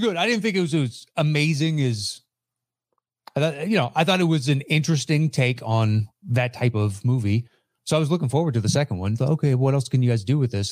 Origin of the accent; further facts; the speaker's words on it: East Coast, United States; moved away; I grew up on the East Coast-ish.